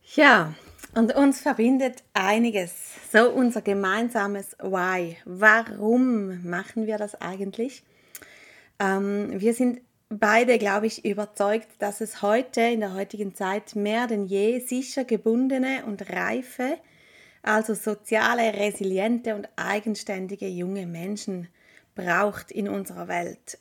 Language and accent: German; Appenzell, Switzerland; also born or lived in Eastern Switzerland near Lake Constance; Wir sind beide im Appenzellerland aufgewachsen